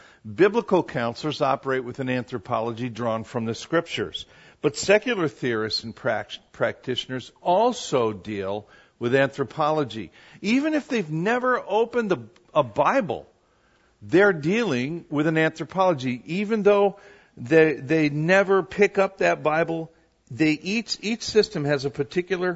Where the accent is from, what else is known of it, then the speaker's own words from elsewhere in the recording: Wisconsin, United States; moved away; three girls that I grew up with in Wisconsin